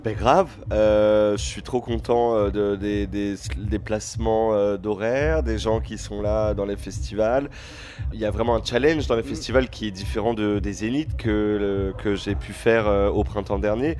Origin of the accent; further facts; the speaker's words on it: Créteil, Île-de-France, France; Il y a Créteil Soleil, là où j'ai grandi